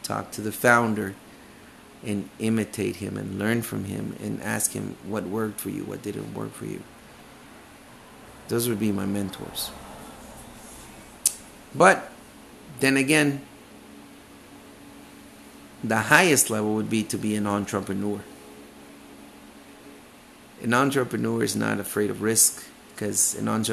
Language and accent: English; Guatemala; moved away; I came from Guatemala